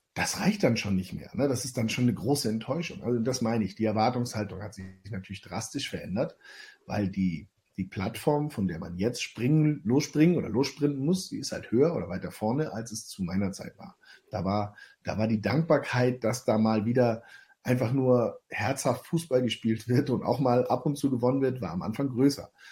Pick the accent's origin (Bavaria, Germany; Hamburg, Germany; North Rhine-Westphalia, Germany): Hamburg, Germany; Hamburg meine Heimat ist